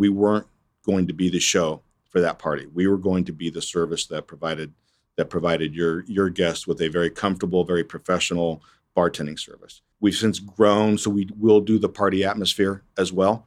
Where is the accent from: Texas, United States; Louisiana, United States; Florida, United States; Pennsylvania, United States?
Pennsylvania, United States; Erie; moved away as an adult; now in Wichita, United States; I grew up in Erie, Pennsylvania, uh, born back in nineteen sixty-four